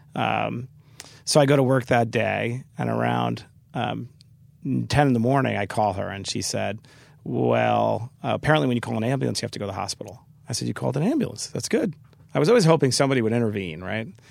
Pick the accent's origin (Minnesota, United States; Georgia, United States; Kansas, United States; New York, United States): New York, United States; New York City; growing up in Queens